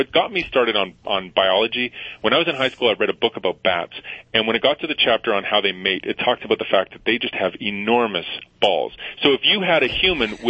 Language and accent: English; Edmonton, Alberta, Canada; I'm from Canada, so I went back to my home in Edmonton